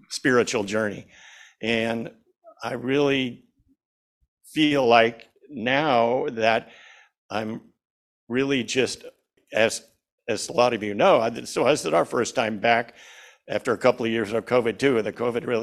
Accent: Junction City, Oregon, United States; moved away as an adult; also born or lived in Seattle / Lopez Island; I grew up in Junction City, about 45 miles from here, a small town

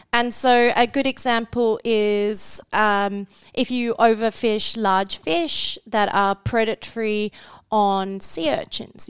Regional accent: Western Australia, Australia; moved away as an adult; I'm from Western Australia

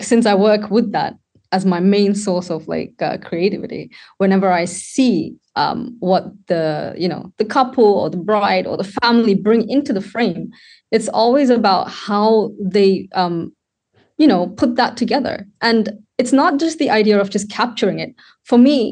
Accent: Sri Lanka; now in United Kingdom; I was born in Sri Lanka and I was brought up there

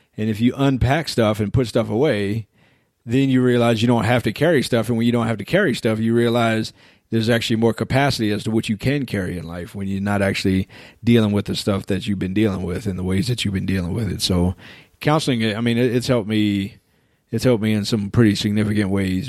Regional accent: United States; especially as American guys

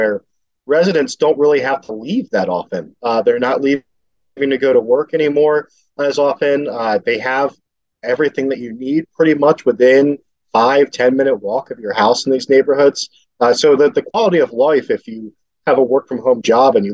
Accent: Philadelphia, Pennsylvania, United States; I grew up in Philadelphia. I grew up in Frankfurt, which is a neighborhood in the lower northeast

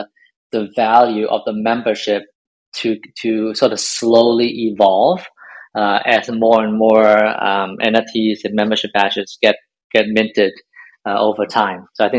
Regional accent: Hong Kong; moved away; I'm from Hong Kong originally.

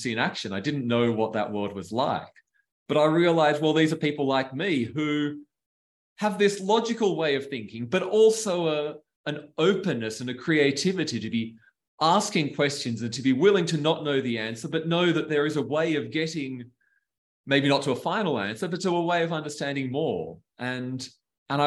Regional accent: Australia; moved away; as an Australian, that's how Australians who are not astronomers are brought up

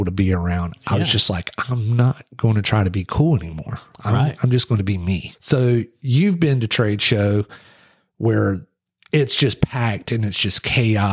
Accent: Wilmington, North Carolina, United States; I'm from Wilmington

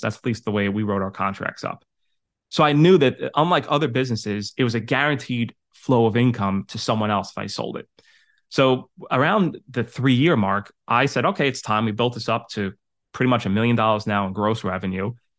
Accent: New York City, New York, United States; moved away; also born or lived in Westchester, New York / Connecticut; I'm originally from Staten Island, New York. I moved to Westchester and then my, set up my business in Connecticut.

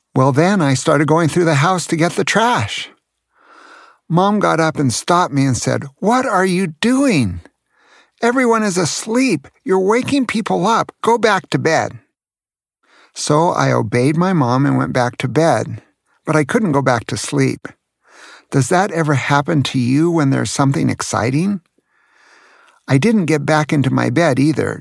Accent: Santa Cruz, California, United States; as a child while growing up in Santa Cruz, California

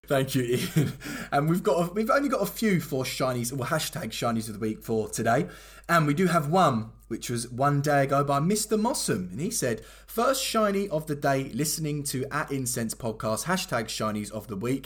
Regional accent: Croydon, London, United Kingdom; I'm from Croydon, born and bred. I've been raised up in South London

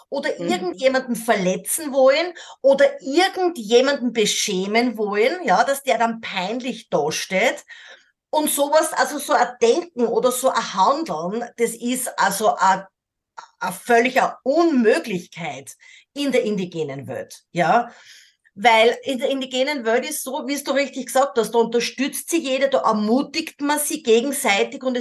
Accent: Austria; born there; Ich kenne das mhm. natürlich als gebürtige Österreicherinnen auch, also dieser, dieser Sarkasmus, diese Ironie.

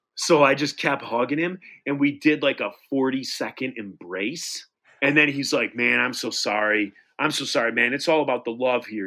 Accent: Detroit, Michigan, United States; we're from Detroit

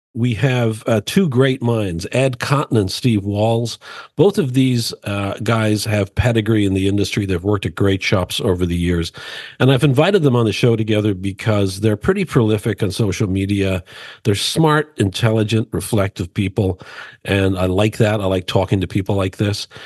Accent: Dublin, Leinster, Ireland; I grew up in Dublin, Ireland

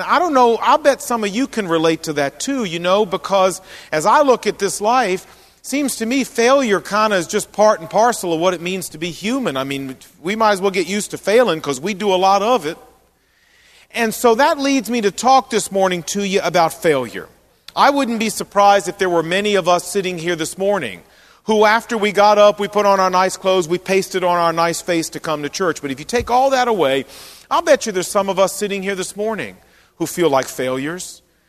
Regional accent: New Jersey, United States; Well, if you live up there, you'd probably say Brooklyn. But no, I'm actually from New Jersey.

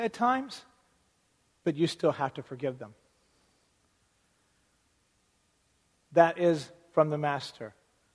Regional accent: United States; as American citizens

